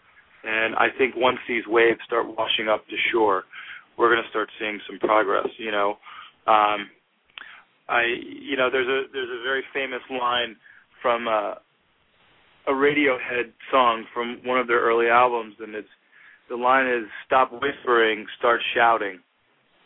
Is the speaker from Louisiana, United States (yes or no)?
yes; Gulf Coast of Louisiana, United States; moved away; in Louisiana, in my hometown, I'm about to buy a farm